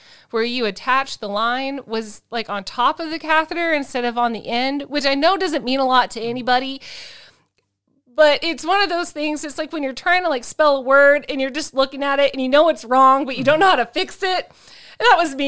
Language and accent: English; United States; I'm American. I don't speak Norwegian